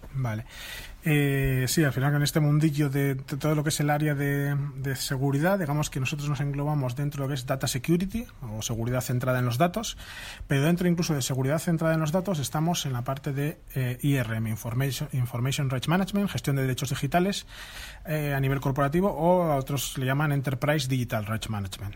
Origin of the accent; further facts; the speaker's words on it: Vitoria-Gasteiz, Basque Country, Spain; yo soy de Vitoria